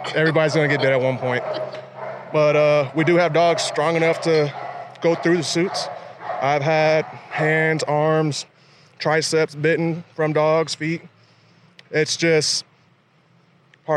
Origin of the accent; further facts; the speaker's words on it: Los Angeles, California, United States; now in Hawaii, United States; Originally Los Angeles